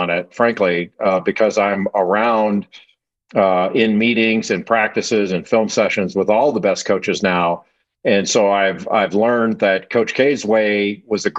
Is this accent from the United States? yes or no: yes; Los Angeles, California, United States; I grew up in Los Angeles in a area called Rolling Hills